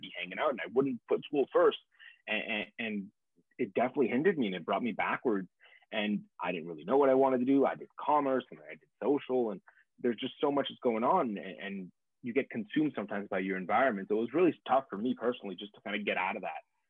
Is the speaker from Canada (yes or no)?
yes; Montreal, Quebec, Canada; moved away; I'm originally from Montreal, Quebec, Canada.